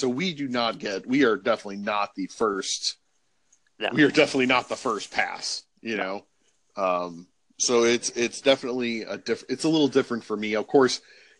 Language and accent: English; Chicago, Illinois, United States; moved away; also born or lived in Cincinnati; I come from the Chicagoland area where snow is an actual thing, like getting snow is for real.